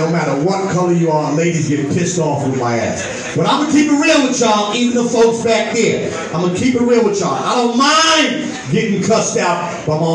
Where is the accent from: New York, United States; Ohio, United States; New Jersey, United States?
New York, United States; New York City; growing up in East New York